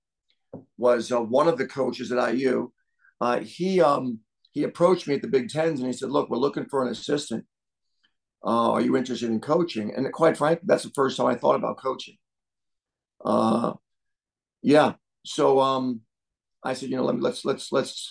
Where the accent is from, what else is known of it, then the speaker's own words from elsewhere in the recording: Long Island, New York, United States; moved away as an adult; also born or lived in Iowa City, Iowa; now in Columbus, United States; I grew up in Wausau, and Wausau was literally 5 miles from Hofstra